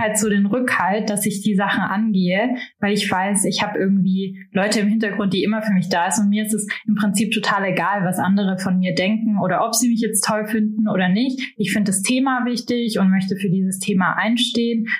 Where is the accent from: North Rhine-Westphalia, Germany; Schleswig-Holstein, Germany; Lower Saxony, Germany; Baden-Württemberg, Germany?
Baden-Württemberg, Germany; Marbach am Neckar; moved away; ich bin in Marbach am Neckar aufgewachsen